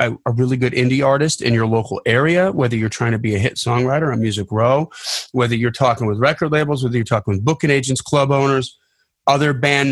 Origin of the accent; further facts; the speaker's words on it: Delavan, Wisconsin, United States; I grew up in Delavan, Wisconsin